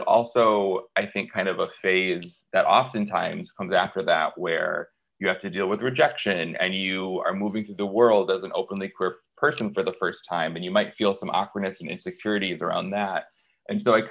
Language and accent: English; small town Michigan, United States; Growing up in the Rust Belt in small town Michigan